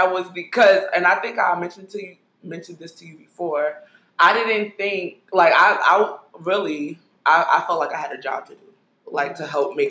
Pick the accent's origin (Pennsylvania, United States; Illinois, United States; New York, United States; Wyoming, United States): New York, United States; New York City; You know, I was from Brooklyn.